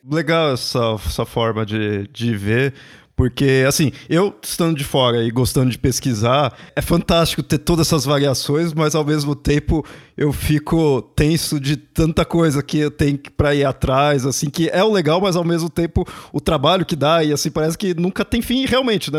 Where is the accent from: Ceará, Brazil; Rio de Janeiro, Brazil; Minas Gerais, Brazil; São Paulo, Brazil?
São Paulo, Brazil; nunca saí aqui de São Paulo